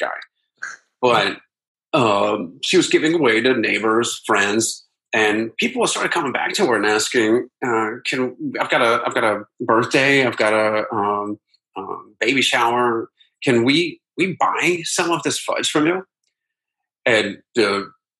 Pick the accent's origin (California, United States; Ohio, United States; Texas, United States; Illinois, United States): Ohio, United States; Akron; moved away; my hometown of Akron, Ohio